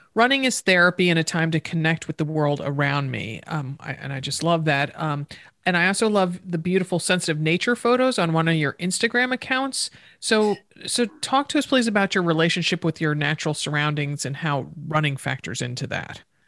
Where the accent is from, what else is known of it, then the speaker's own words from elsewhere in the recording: East Coast, United States; I grew up on the East Coast